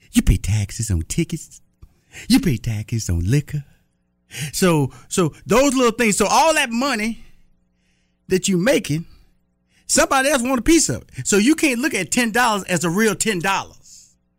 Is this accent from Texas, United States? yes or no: yes; Texas, United States; also born or lived in Atlanta, Georgia; I'm from Texas